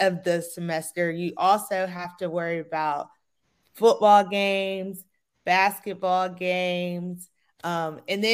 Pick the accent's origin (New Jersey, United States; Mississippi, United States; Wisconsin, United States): Mississippi, United States; Gulfport; moved away as an adult; now in Tallahassee, United States; I'm from Gulfport, Mississippi. So I born and raised in the SWAC